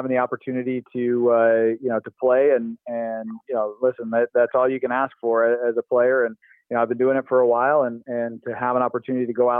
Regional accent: West Coast, United States; growing up on the West Coast

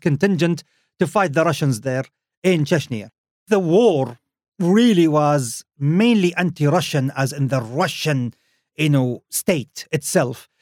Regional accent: Khobar, Eastern Province, Saudi Arabia; my hometown. Khobar in Saudi Arabia.

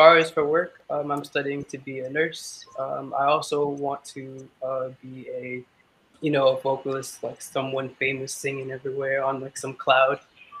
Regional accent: New York City, New York, United States; also born or lived in Cambria Heights, Queens; I'm from Queens, New York. Okay. Which part? Cambria Heights. I grew up in Far Rock, though.

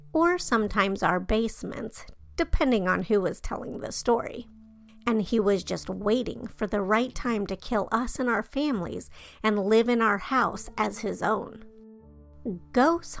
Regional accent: Denver, Colorado, United States; born or raised there

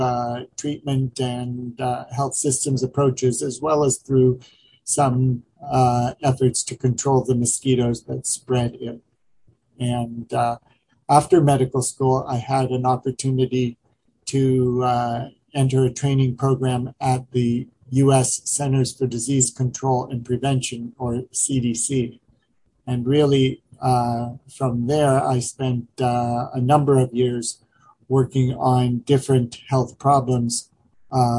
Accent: northeastern Ohio, United States; I grew up just west of New York in a small town in northeastern Ohio.

